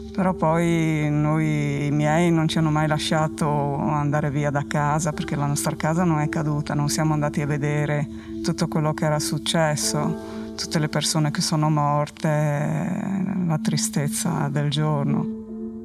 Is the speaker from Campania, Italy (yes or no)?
no; Gemona del Friuli, Friuli-Venezia Giulia, Italy; first language Friulian; Italian is a second language; also born or lived in Switzerland; Sono nata in Svizzera, ma da genitori che sono andati per lavoro là e poi siamo tornati qua che avevo sei anni